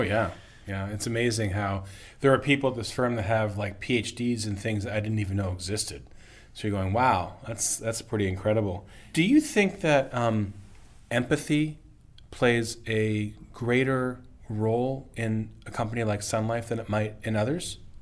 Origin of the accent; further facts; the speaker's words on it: Canada; as a Canadian